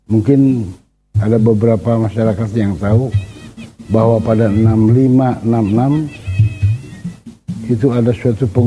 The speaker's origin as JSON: {"language": "Indonesian", "town": "Bandung", "region": "West Java", "country": "Indonesia", "tie": "born or raised there", "said": "saya anak Bandung lahir di Bandung besar di Bandung sekolah dari WSD sampai S1 di Bandung lingkungan rumah saya adalah lingkungan seniman"}